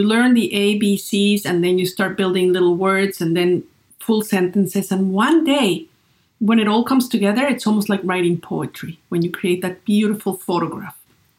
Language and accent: English; Great Falls, Virginia, United States; born or raised there